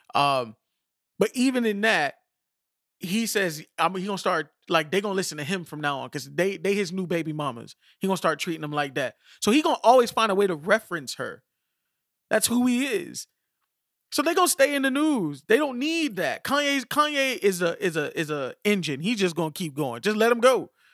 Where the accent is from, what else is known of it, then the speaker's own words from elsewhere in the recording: Miami, Florida, United States; we're from Miami